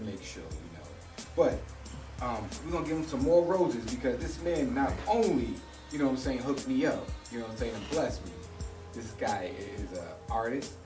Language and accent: English; New York, United States; moved away; as a New Yorker I am